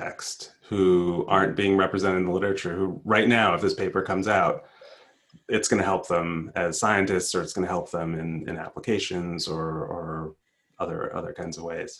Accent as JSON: {"language": "English", "country": "United States", "tie": "born or raised there", "said": "I grew up in the United States."}